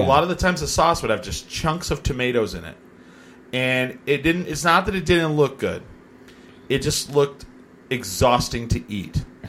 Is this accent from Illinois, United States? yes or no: no; New Mexico, United States; We're from New Mexico.